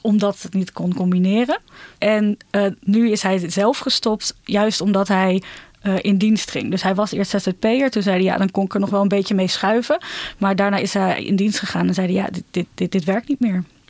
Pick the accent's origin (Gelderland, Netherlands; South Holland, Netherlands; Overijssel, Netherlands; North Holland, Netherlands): Gelderland, Netherlands; Ermelo; now in Amsterdam, Netherlands; Ik kom uit Ermelo